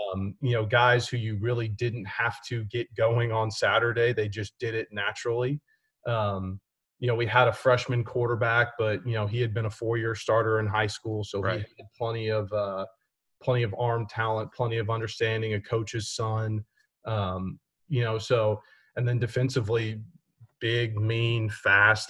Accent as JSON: {"language": "English", "town": "Houston", "region": "Texas", "country": "United States", "tie": "born or raised there", "said": "growing up in Houston"}